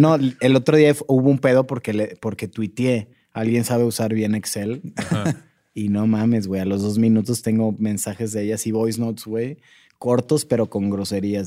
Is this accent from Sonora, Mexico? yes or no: yes; Sonora, Mexico; now in Mexico City, Mexico; yo me fui de Sonora porque yo soy de una ciudad muy pequeña y me vine a la Ciudad de México